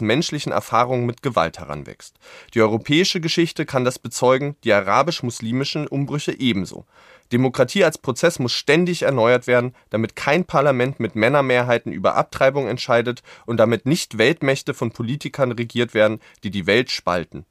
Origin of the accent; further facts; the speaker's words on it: Berlin, Germany; als Berliner